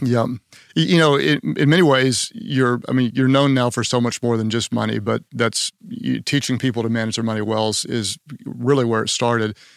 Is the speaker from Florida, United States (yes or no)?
no; Oklahoma, United States; I'm from Oklahoma